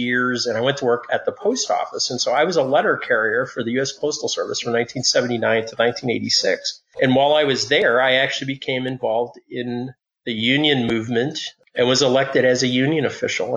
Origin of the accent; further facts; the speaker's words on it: Detroit, Michigan, United States; moved away; I lived in Michigan and I grew up in the Detroit area